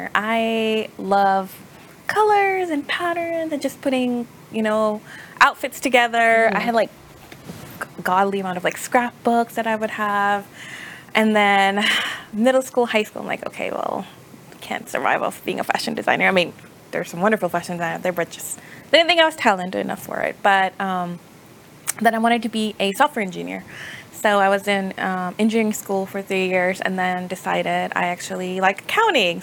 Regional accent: Texas, United States; also born or lived in Pakistan; I was born in Pakistan and I moved here about when I was 8 or 9. Went to high school here, graduated from UT Dallas

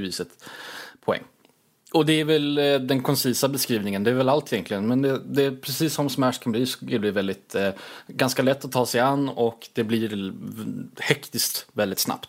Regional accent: Småland, Sweden; jag är väldigt ja, svensk. Smålänning också på, på ovanpå det

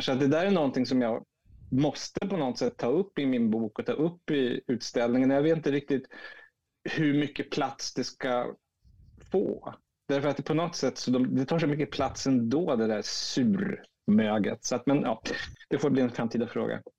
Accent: Umeå, Västerbotten County, Sweden; also born or lived in Piteå, Sweden; now in Stockholm, Sweden; jag bor i Stockholm, född i Piteå, uppvuxen i Umeå.

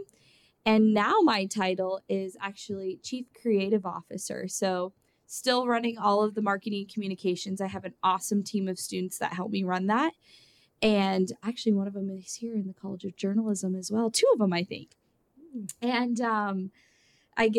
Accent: Howells, Nebraska, United States; also born or lived in Lincoln, Nebraska; I grew up in Howells, Nebraska, about 600 people, and I love my small community

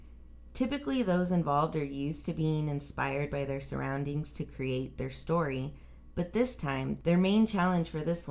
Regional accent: El Paso, Texas, United States; We'll be starting off in my hometown of El Paso, Texas.

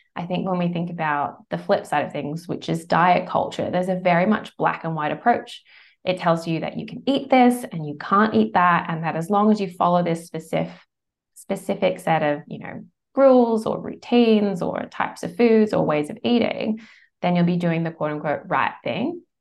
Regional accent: United States; moved away as an adult; now in Bondi Beach, Australia; I'm American originally. Australia's now home, has been for over twenty years.

